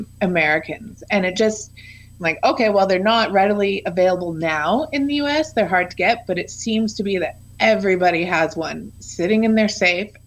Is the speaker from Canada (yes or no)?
yes; Canada; I'm from Canada